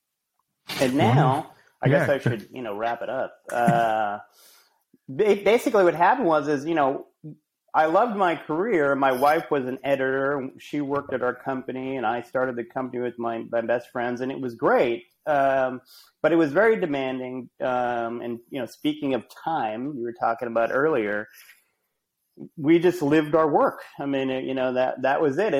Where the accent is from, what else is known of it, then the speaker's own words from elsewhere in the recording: Rhode Island, United States; moved away as an adult; also born or lived in Amherst, Massachusetts / New York / Los Angeles; I'm from Rhode Island originally